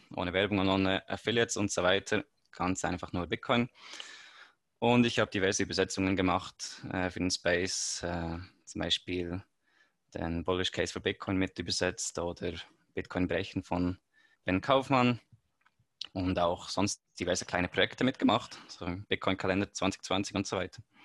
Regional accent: Switzerland; ich komme aus der Schweiz

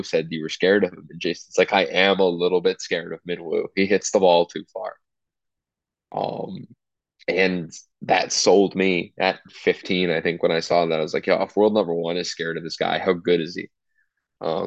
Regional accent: Jacksonville, Florida, United States; I'm from Jacksonville

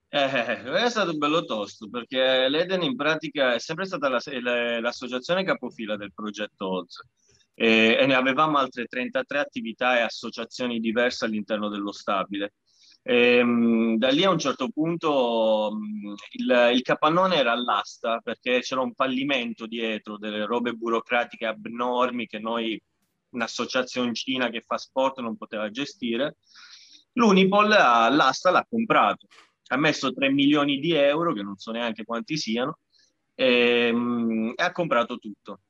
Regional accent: Sicily, Italy; moved away as an adult; now in Bologna, Italy; io sono siciliano

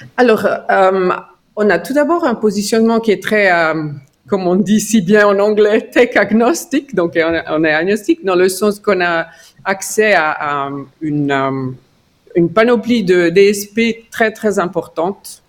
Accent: Ticino, Switzerland; French is a second language; moved away as an adult; also born or lived in Lausanne / Zurich / United States; je suis d'origine tessinoise avec une maman grisonne. Donc, j'ai grandi au Tessin.

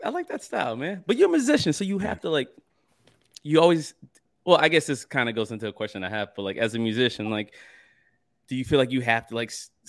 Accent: Michigan, United States; moved away; I'm from Michigan

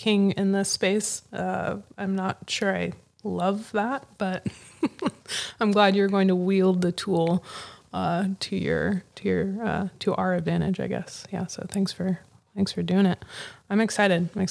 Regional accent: West Coast, United States; I grew up on the West Coast. I'm just like a West Coast baby

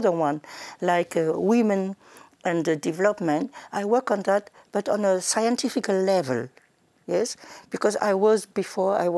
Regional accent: Senegal; moved away as an adult; also born or lived in Bamako, Mali / France; now in Germany; I grew up in Senegal. I was born in Mali, in Bamako

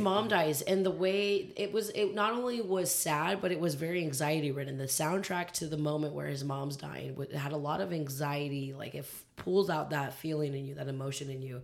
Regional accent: California, United States; why don't we as Californians have a Southern accent?

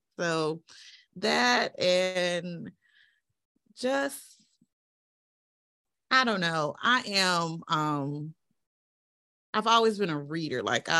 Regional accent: Eastern North Carolina, United States; But we're from Eastern North Carolina

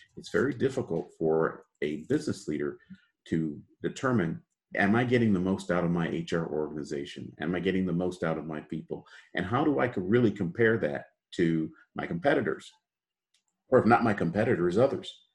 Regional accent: Chicago, Illinois, United States; also born or lived in Detroit, Michigan; born and raised in the United States, uh, in Chicago

